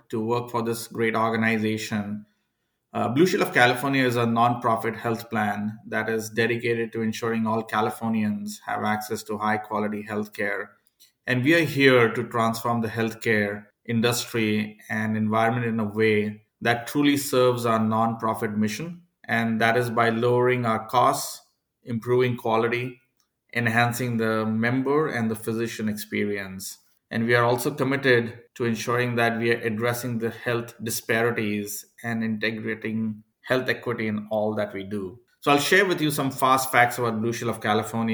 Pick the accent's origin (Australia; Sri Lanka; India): India; moved away as an adult; now in United States; I was, of course, born and brought up in India.